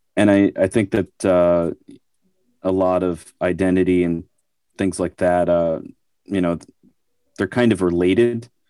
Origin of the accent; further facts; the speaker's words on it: New York, United States; I grew up in New York